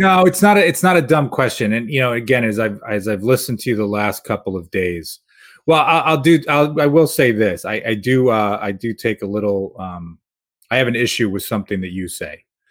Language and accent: English; Rochester, New York, United States; now in Albany, United States; as a kid growing up in Rochester, not far from Lake Ontario